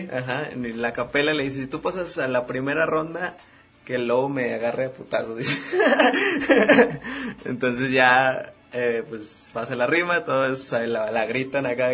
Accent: Mexico; como mexicanos que estamos orgullosos aquí

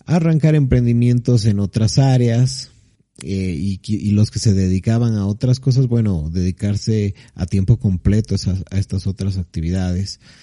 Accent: La Paz, Bolivia; de La Paz, Bolivia.

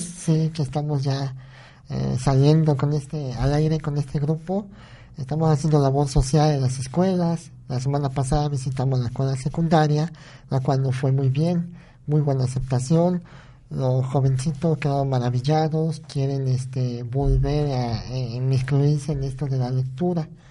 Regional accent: Naolinco, Veracruz, Mexico

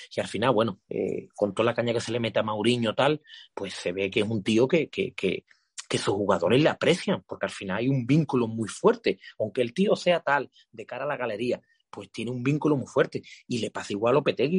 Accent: Guadiaro, Andalusia, Spain; el campo del Guadiaro, de donde es mi pueblo

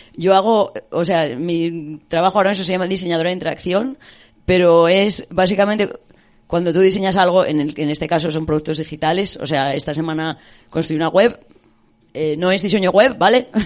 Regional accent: Spain; moved away as an adult; also born or lived in United Kingdom

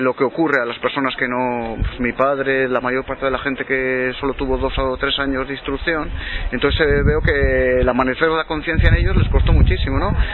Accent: Biscay, Basque Country, Spain; moved away; yo procedo de un caserío de Vizcaya, he vivido en una zona muy rural

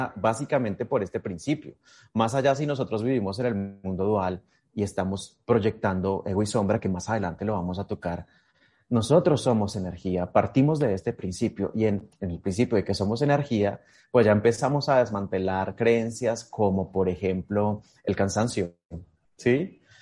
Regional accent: Miraflores, Boyacá, Colombia; yo soy de Colombia, nací en Miraflores, Boyacá

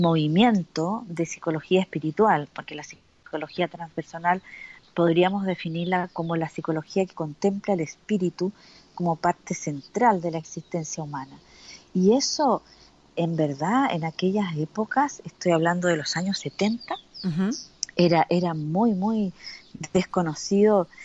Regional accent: Valparaíso, Chile; moved away; nací en el puerto de Valparaíso, así que para el, para el lenguaje de Chile soy porteña

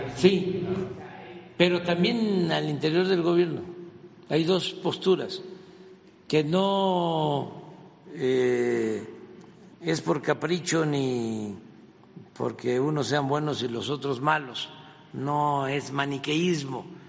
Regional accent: a village near Macuspana, Tabasco, Mexico; now in Mexico City, Mexico; yo vengo de un pueblo que no había camino y cuando se hizo la brecha y se salía, había un jeep de mi pueblo

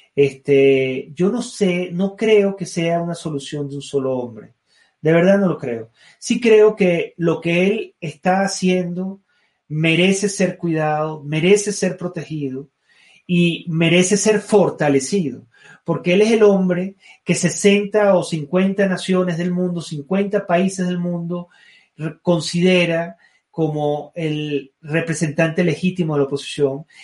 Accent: Venezuela; moved away as an adult; volver a su país, bañarse en sus mares, respirar sus brisas, escalar sus montañas, tomar su café, ver a mi gente, hablar mi idioma, escuchar mi acento

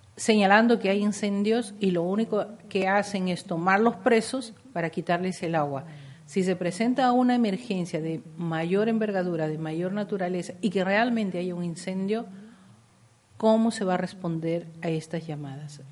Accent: Peru; todos somos peruanos

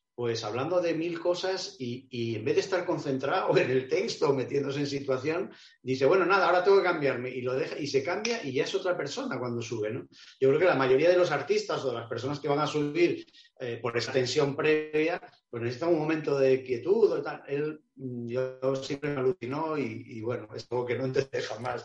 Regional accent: Avilés, Asturias, Spain; moved away; encima es mi ciudad natal, Avilés

